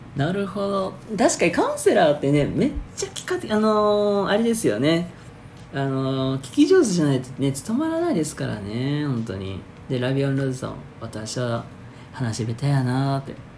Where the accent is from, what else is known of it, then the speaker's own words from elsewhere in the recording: Hyogo, Japan; 僕の地元兵庫県